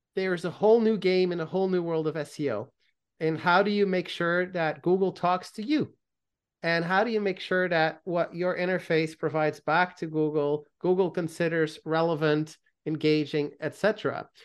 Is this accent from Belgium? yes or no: yes; Belgium; I grew up in Belgium